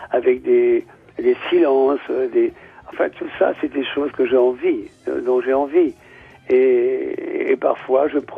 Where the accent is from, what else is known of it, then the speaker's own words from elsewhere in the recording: Nouvelle-Aquitaine, France; Moi, je suis basque, lui, il est, serbe.